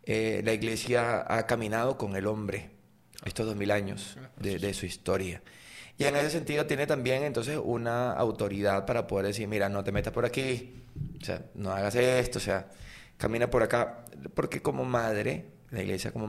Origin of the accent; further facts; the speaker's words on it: Valencia, Carabobo, Venezuela; also born or lived in Sarare, Lara; yo soy de la parroquia La, Candelaria, del centro de Valencia.